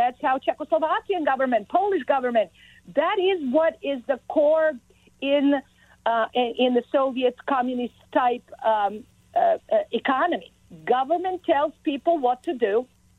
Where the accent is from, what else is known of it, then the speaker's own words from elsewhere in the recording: Belgrade, Serbia; English is a second language; moved away as an adult; now in Maryland, United States; So I was born in Belgrade, which was the capital city of Yugoslavia in the early 70s. And I grew up in socialist, communist country.